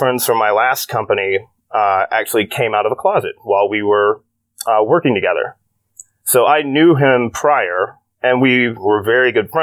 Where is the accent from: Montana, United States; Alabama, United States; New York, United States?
Alabama, United States; Birmingham; moved away; born and raised in Alabama, to a fairly conservative household